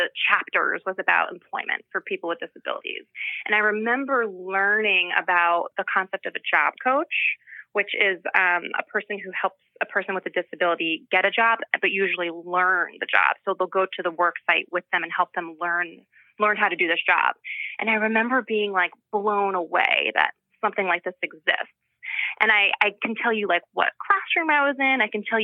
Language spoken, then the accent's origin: English; Glen Ridge, New Jersey, United States; I grew up here in New Jersey, a little town called Glen Ridge.